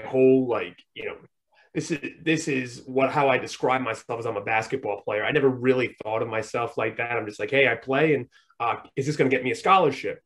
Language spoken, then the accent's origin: English; Rhode Island, United States; I'm from Rhode Island, so I you know I moved uh, to I moved to a different town in Rhode Island